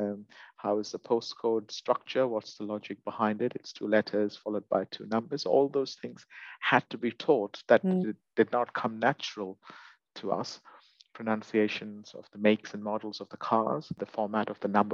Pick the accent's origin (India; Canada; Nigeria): India; moved away as an adult; now in United Kingdom; I'm originally from India, and I've only lived in the UK for about a decade now.